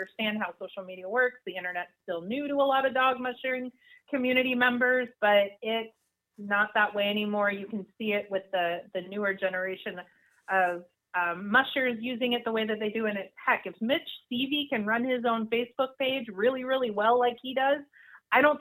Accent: Alaska, United States; growing up in Alaska

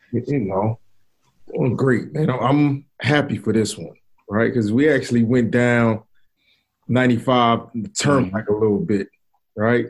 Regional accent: New York, United States; me being a New Yorker

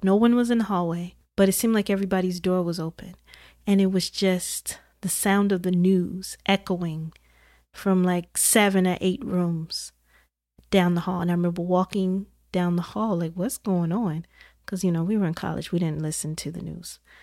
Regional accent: Indiana, United States; I'm from Indiana, so I was all the way in the Midwest

